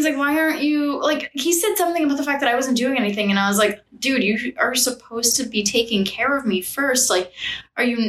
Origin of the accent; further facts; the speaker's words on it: New York, United States; I'm a New Yorker.